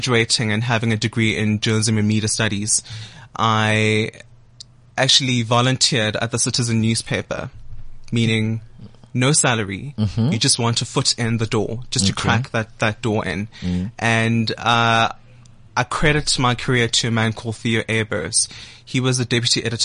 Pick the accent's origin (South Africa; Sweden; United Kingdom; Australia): South Africa; Soweto, Gauteng; born in Dobsonville, raised by a mother who worked in retail and a father who worked at Telkom